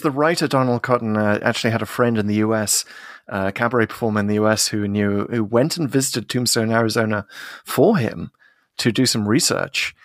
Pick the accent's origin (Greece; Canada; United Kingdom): United Kingdom; as a Brit.